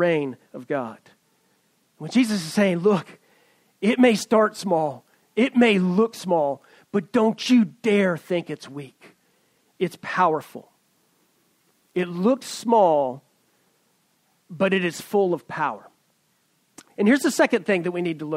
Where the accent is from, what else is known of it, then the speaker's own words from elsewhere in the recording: East Tennessee, United States; moved away as an adult; now in Silicon Valley, United States; I'm a redneck from East Tennessee